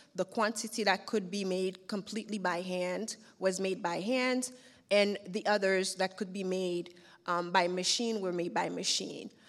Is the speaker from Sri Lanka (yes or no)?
no; Haiti; also born or lived in New York; now in Turkey; having been born and raised in Haiti